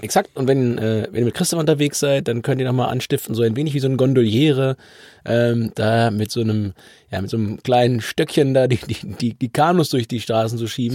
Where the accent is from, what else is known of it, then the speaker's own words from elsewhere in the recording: Hamburg, Germany; für mich als Hamburger